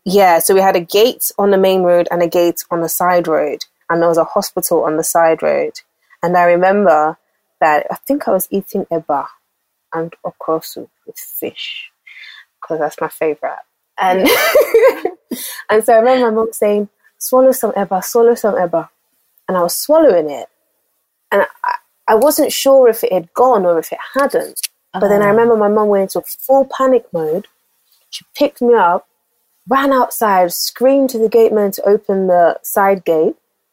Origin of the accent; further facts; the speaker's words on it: Lagos, Nigeria; I was born in Lagos, Nigeria. I was actually born in North Balande, to be specific. I grew up, my formative years, I grew up in Apapa, GRA.